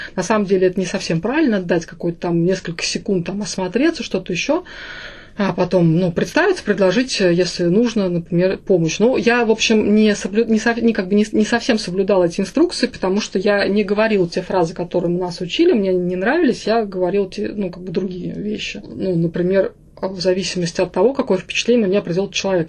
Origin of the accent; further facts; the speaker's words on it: Samara, Samara Oblast, Russia; я изначально из Самары, я самарская девочка, у меня все из Самары